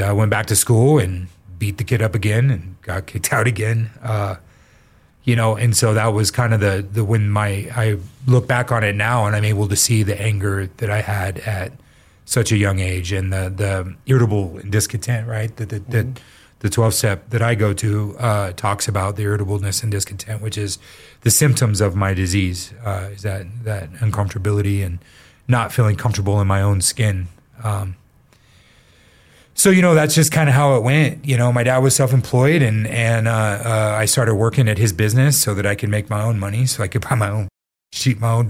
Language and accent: English; Colorado Springs, Colorado, United States; born or raised there; also born or lived in Oregon